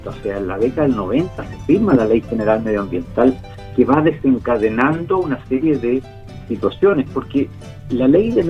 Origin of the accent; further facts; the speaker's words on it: Chile; los alimentos que necesitamos como chilenos.